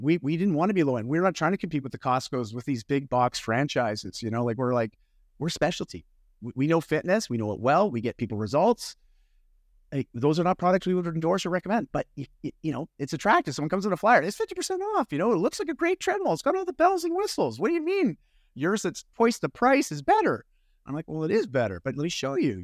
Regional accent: Canada; I'm Canadian. Don't worry about it if you get my accent there.

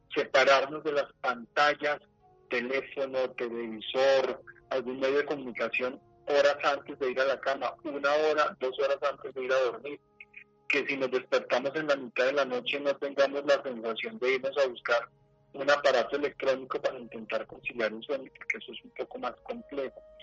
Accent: Colombia

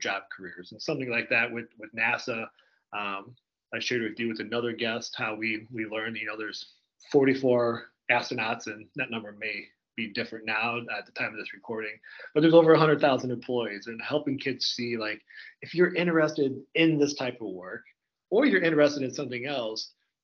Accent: Indiana, United States; now in Iowa, United States; I grew up in Indiana

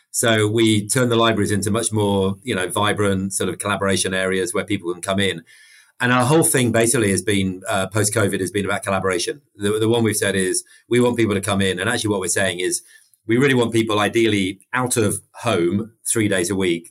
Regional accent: United Kingdom; accent: British; also born or lived in Mexico; everyone can tell I'm I'm British from my my accent

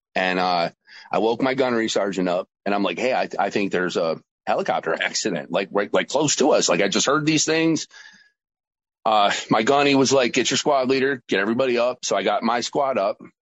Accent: New York, United States; also born or lived in Georgia; my home state of New York

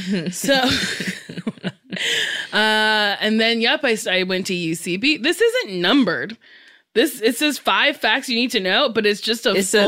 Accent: New Jersey, United States; I was born and raised in Jersey.

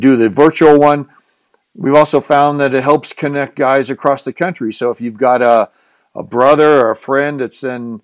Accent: Colorado, United States; we're both from Colorado

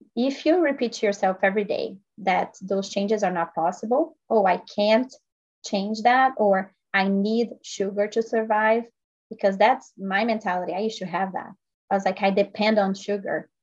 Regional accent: Brazil; now in United States; I'm actually originally from Brazil. I grew up playing tennis.

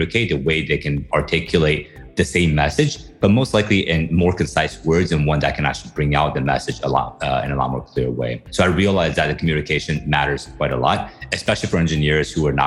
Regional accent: United States; moved away as an adult; also born or lived in Taiwan / Beijing, China; now in Philippines; spent most of my time in the US, in the Midwest and on the East Coast.

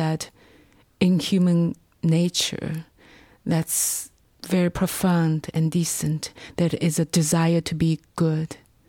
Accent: China; Because I was taught to write I Love You

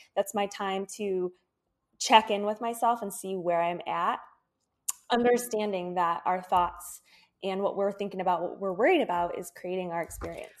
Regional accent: Michigan, United States; moved away as an adult; also born or lived in Florida; I moved from Michigan, where I grew up, to Florida

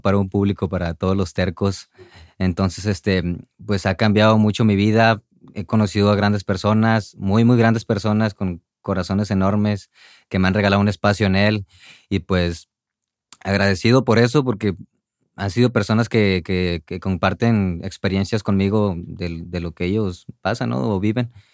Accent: Monterrey, Nuevo León, Mexico; salí de Monterrey

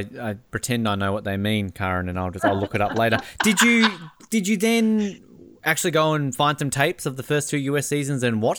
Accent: Hobart, Tasmania, Australia; moved away as an adult; I'm from Hobart

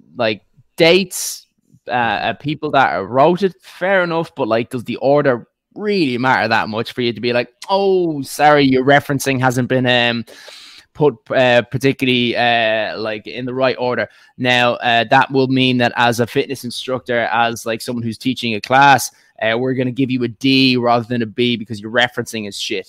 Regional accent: Dublin, Leinster, Ireland; accent: northern Dublin; also born or lived in County Clare / County Meath; the accent is uh, from Dublin, S- slightly northern Dublin

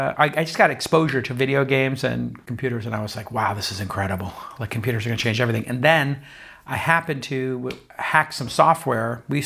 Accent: Brooklyn, New York, United States; I grew up in Brooklyn.

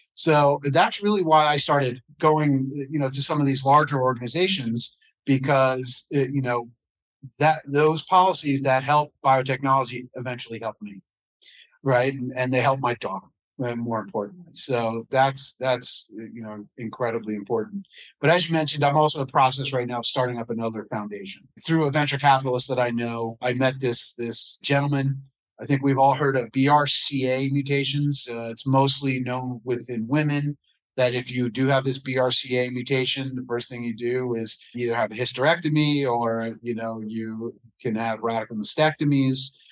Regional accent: United States; also born or lived in New York City / New Jersey; I was your typical kid growing up in New York City in the suburbs of New Jersey

